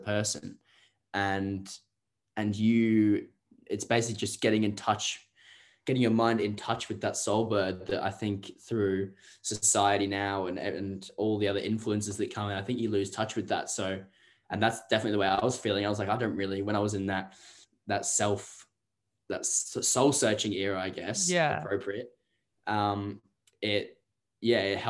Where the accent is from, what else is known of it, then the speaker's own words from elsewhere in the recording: England, United Kingdom; it's strange being English as well